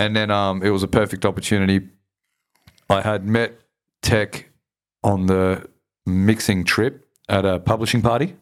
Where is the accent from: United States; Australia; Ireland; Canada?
Australia; Sydney, New South Wales; I grew up in Southwest Sydney